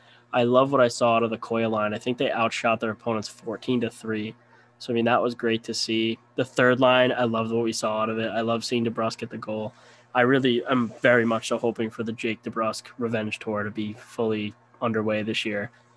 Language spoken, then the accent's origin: English; Bristol, Rhode Island, United States; now in Scituate, United States; And I'm originally from Bristol, Rhode Island. I now live in Scituate, Rhode Island, and I live out in the woods now